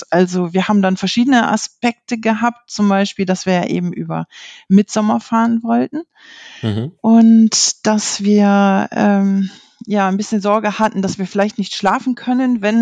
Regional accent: Lower Saxony, Germany; ich komme aus der Gegend von Osnabrück. Es ist noch nördliches Westfalen

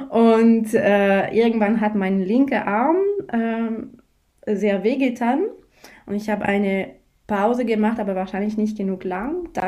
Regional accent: France; German is a second language; now in Bregenz, Austria; Ich komme aus Frankreich, das hört man sicher schon. Äh, ich habe in Deutschland studiert und jetzt lebe ich eben in Bregenz.

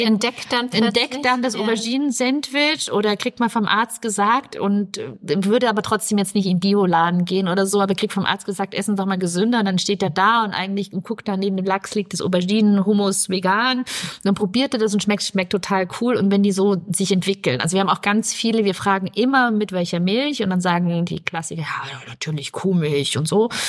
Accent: Bavaria, Germany; moved away; ich komme aus Bayern

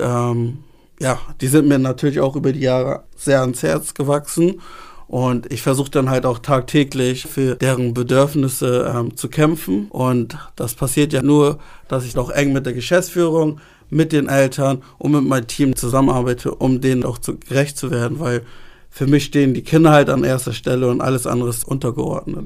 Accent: Hamburg, Germany; Ich bin in Hamburg geboren, habe aber ghanaische Wurzeln

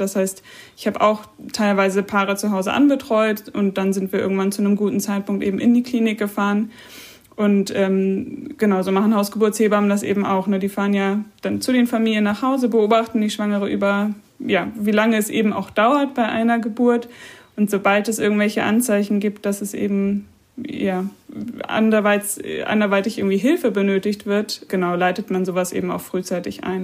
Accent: Germany; bei uns in Deutschland

